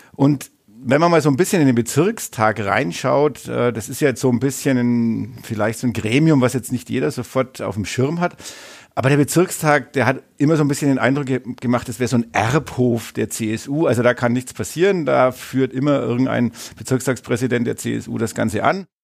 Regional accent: Bavaria, Germany; also born or lived in Nuremberg; Ich komme aus dem Landkreis neustadt eichbad winsheim

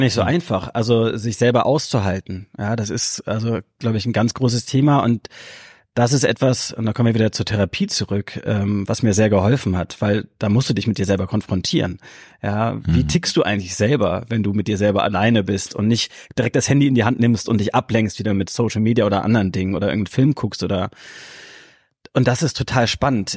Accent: Hamburg, Germany; ich bin hier aufgewachsen in Hamburg

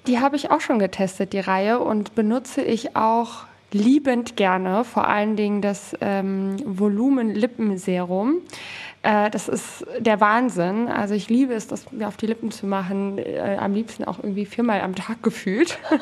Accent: Southern Hesse, Germany; moved away as an adult; also born or lived in Poland (mother's origin); now in Cologne, Germany; wir wohnen in Köln mittlerweile seit zwei Jahren und haben hier keine Familie in der Nähe. Wir kommen ursprünglich aus Südhessen

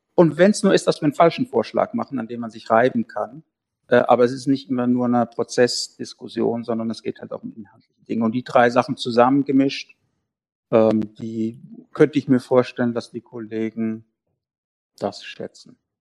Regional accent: South Hesse, Germany; Wir kommen aus Südhessen. Ich komme mhm. aus Südhessen

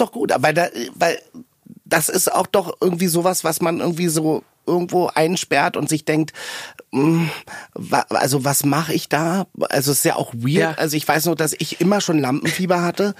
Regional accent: outskirts of Berlin, Germany; Ich komme nach Hause an den Stadtrand von Berlin zu meinen Eltern

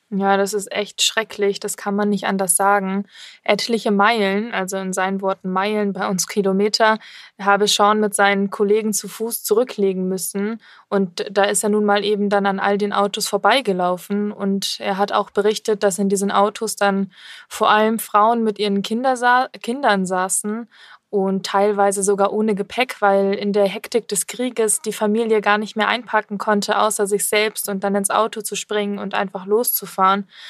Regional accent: Germany; now in Munich, Germany; wir sind ja in München hier und ich komme ja eigentlich auch aus der Ecke von Bremen

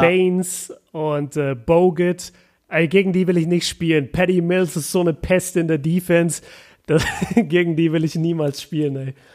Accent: Germany; als Deutscher und als Europäer

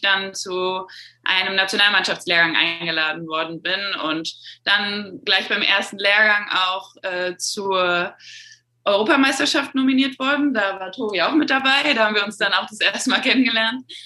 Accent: North Rhine-Westphalia, Germany; über einen relativ kleinen Verein in meiner Heimatstadt dann in die NRW-Auswahl ähm, gekommen

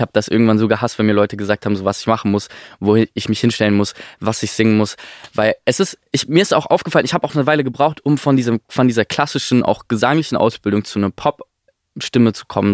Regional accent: near Stuttgart, Baden-Württemberg, Germany; ich bin bei Stuttgart aufgewachsen

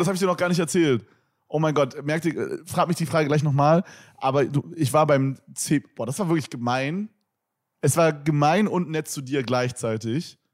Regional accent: Berlin, Germany; ich bin echter Berliner

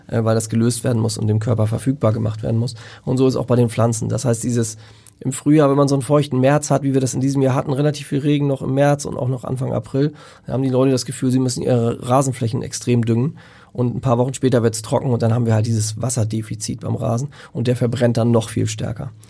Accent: Lüneburg Heath, Lower Saxony, Germany; in der Lüneburger Heide, dort wo ich herkomme

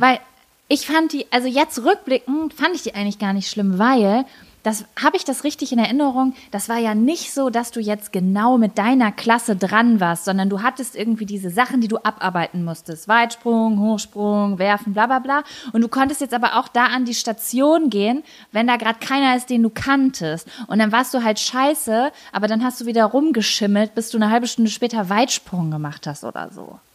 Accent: Lübbecke, North Rhine-Westphalia, Germany; Ich war ja in jedem Verein in und um Lübbecke

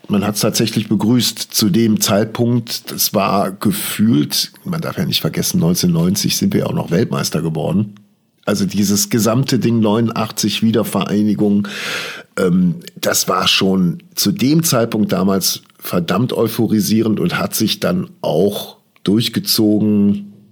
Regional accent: West Germany, Germany; ich bin selber äh, komplett im Westen aufgewachsen.

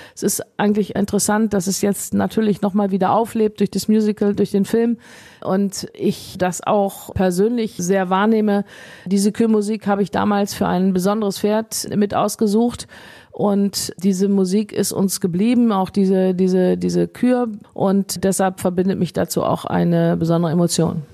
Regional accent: Rheinberg, North Rhine-Westphalia, Germany; also born or lived in Issum; Ich bin hier zu Hause auf dem Hof meiner Eltern aufgewachsen

